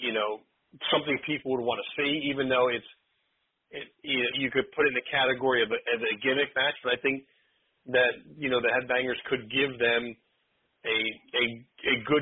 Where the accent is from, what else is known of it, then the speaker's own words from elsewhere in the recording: Clementon, New Jersey, United States; my hometown of Clementon